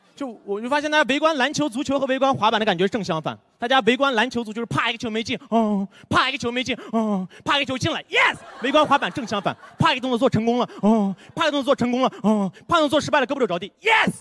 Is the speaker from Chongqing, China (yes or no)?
no; Karamay, Xinjiang, China; 我来自新疆克勒玛依